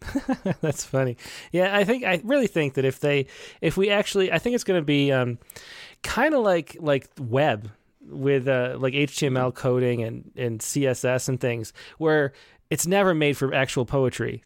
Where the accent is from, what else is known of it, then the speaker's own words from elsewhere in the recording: Western New York, United States; I'm from Western New York